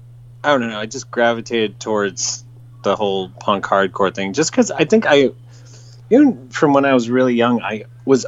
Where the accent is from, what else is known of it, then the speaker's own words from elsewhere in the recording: San Jose, California, United States; also born or lived in San Francisco; I grew up in the San Francisco Bay Area. I grew up in the South Bay and the San Jose area, and then lived in San Francisco proper